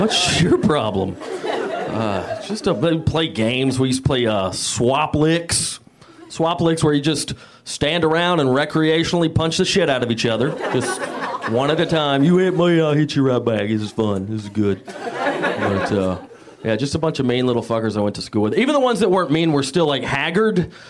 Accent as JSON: {"language": "English", "region": "Georgia", "country": "United States", "moved": "as an adult", "lives_now": "Los Angeles, United States", "said": "I'm from Georgia, the Napa Valley"}